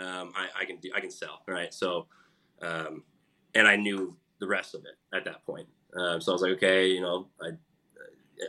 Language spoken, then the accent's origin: English; Omaha, Nebraska, United States; I grew up in Omaha, Nebraska